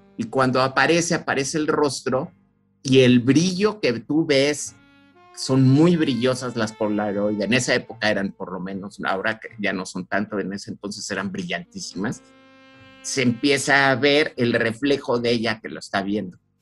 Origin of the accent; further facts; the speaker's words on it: Mexico; somos mexicanos y estamos al lado de, este, los gringos.